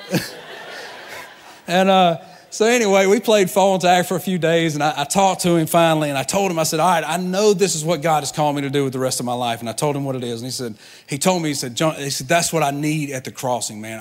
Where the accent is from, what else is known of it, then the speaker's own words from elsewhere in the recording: Georgia, United States; moved away as an adult; now in Tampa, United States; I'm a Georgia boy.